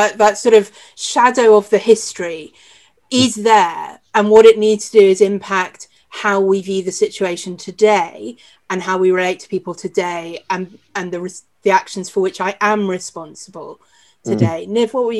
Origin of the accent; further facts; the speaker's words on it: United Kingdom; as white British people, clearly there is a lot in our history to look back on and feel ashamed of.